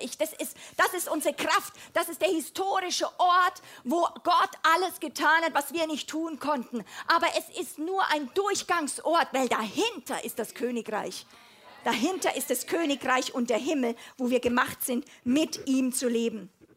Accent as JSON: {"language": "German", "country": "Germany", "said": "als Europäerin, als Deutsche"}